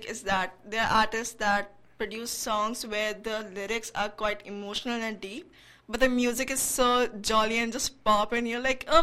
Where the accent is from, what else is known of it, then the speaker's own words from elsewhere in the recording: India; I'm Indian, so right. I grew up listening to Bollywood songs.